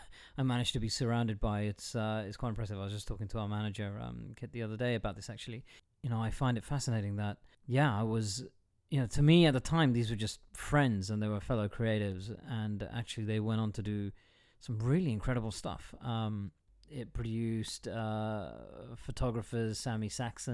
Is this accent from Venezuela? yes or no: no; London, United Kingdom; also born or lived in United States / Kent / Cardiff; I was born and bred in London